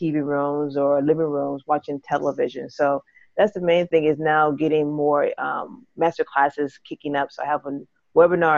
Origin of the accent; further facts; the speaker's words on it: St. Petersburg, Florida, United States; now in Atlanta, United States; I hail from Atlanta, but originally from Florida, Tampa, St. Petersburg, to be exact